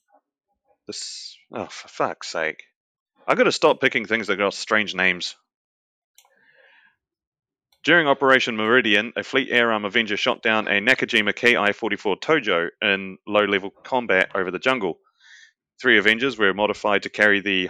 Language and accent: English; New Zealand; that is New Zealand, my home country.